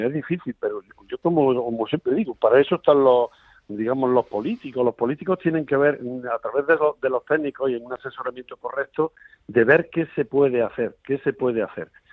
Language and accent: Spanish; Cambil, Andalusia, Spain; aquí en Cambil, que, que digamos es mi pueblo, un pueblo muy bonito de Sierra, de Sierra Mágina.